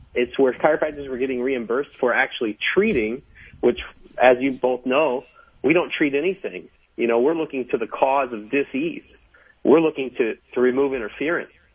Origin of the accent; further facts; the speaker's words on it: United States; now in Norway; I get the privilege of being American and being a permanent resident in Norway